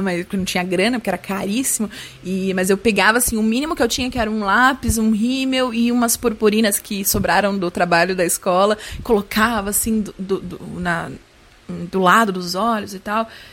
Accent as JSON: {"language": "Portuguese", "town": "Guarulhos", "region": "São Paulo", "country": "Brazil", "said": "sou de Guarulhos"}